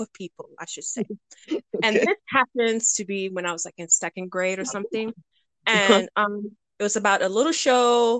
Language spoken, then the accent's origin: English; United States; now in Ireland; I am just an American living in Ireland.